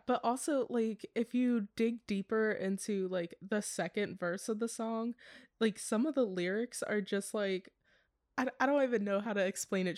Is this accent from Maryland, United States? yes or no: yes; Maryland, United States; moved away as an adult; also born or lived in Pittsburgh; now in Los Angeles, United States; I also moved home for a couple of months during the quarantine, so I moved from Pittsburgh to Maryland